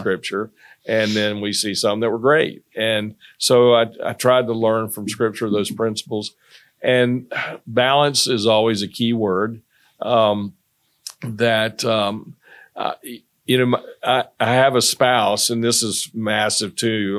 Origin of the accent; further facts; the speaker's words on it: North Carolina, United States; moved away as an adult; also born or lived in Greensboro, North Carolina; now in Irmo, South Carolina, United States; I'm from North Carolina, and I went to N C State